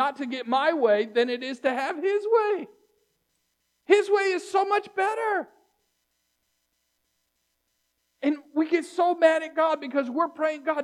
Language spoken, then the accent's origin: English; Virginia Beach, Virginia, United States; I grew up in Virginia Beach